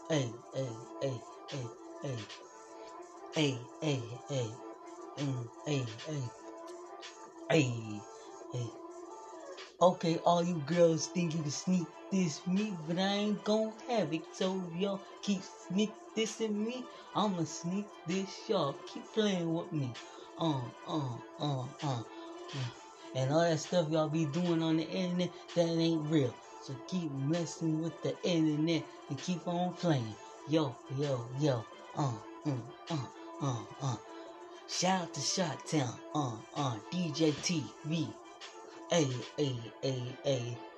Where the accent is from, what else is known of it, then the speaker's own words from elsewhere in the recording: Plainfield, Illinois, United States; And I'm from Chicago, Illinois, suburbs of Plainfield, Illinois.